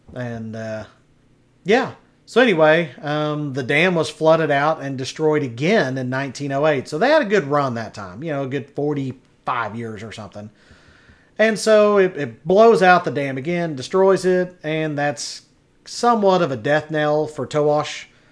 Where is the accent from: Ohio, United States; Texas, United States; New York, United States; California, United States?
Texas, United States; Henrietta; also born or lived in Wichita Falls, Texas; I grew up in Clay County, Henrietta, Texas, which was the county seat